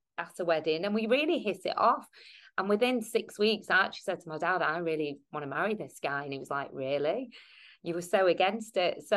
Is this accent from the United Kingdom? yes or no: yes; United Kingdom; I'm British Asian. Do you know what I mean? Because I was born here